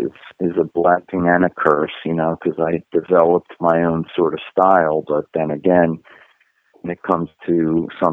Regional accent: United States; moved away as an adult; now in Germany; you come over here as an American musician

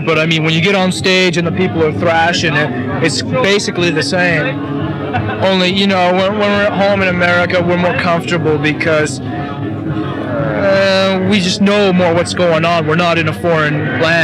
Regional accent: Northern California, United States; I'm from Northern California

